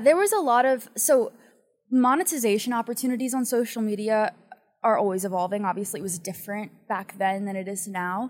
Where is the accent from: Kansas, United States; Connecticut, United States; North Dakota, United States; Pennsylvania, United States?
Pennsylvania, United States; now in Los Angeles, United States; I'm from Pennsylvania